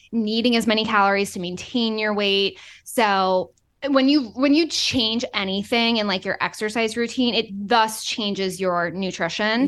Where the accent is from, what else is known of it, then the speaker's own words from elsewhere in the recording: Boston, Massachusetts, United States; moved away; also born or lived in Florida; I'm from Boston